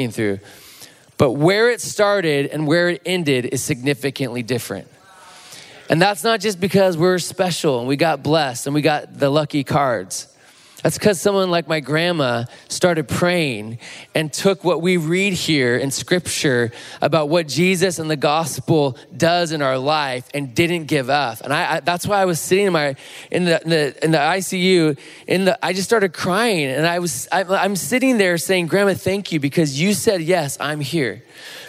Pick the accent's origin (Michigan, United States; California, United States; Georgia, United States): California, United States; Chico; I'm from Chico, California, on the Chico State campus.